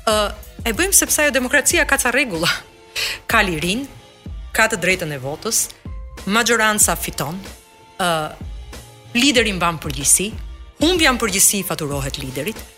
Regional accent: Albania; also born or lived in Tirana; e them edhe si shqiptare

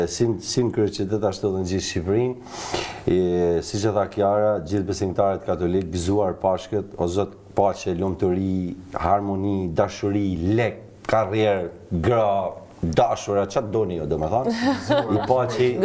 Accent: Shkodër, Shkodër County, Albania; jam shkodran

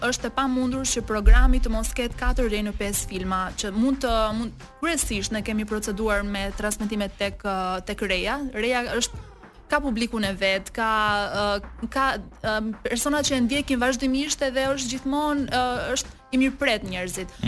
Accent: Albania; Ne si shqiptar e dim që mikpritja është ideali më i shenjtë i shqiptarit

